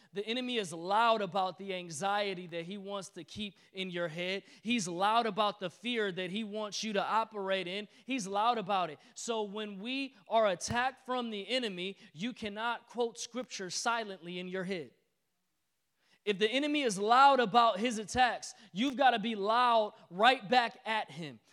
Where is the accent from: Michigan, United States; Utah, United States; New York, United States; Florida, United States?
Michigan, United States; Detroit; I'm from Detroit